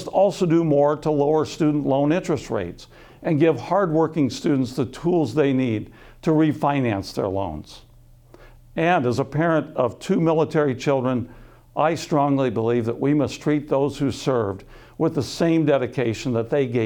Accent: Sioux City, Iowa, United States; I was born and raised in Sioux City

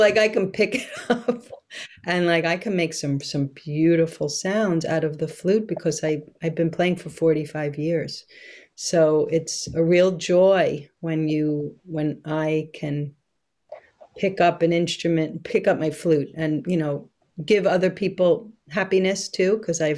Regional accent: New York City, New York, United States; moved away; I'm from this place in Brooklyn, which is right on the ocean, and it's called Coney Island.

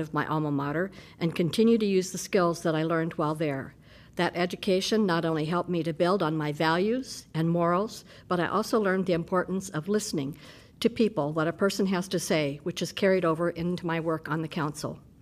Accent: Des Moines, Iowa, United States; now in Iowa City, United States; I grew up in Des Moines.

